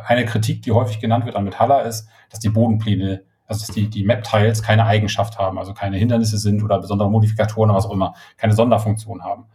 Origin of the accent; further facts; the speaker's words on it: Schleswig, Schleswig-Holstein, Germany; moved away; ich komme ja aus Norddeutschland, also Schleswig-Holstein, ähm, sei immer und ähm, habe auch äh, die nicht die ersten zehn, aber die zweiten zehn Jahre meines Lebens habe ich äh, in Schleswig verbracht und bin da aufgewachsen